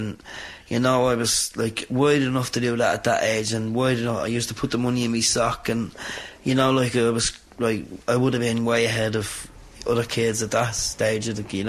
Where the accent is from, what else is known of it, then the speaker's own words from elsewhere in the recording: Dublin, Leinster, Ireland; I was born and bred in Dublin, reared in Cabra, and then we moved to Drumcondra for a couple of months, and then we eventually moved out to Belcombe 26 years ago.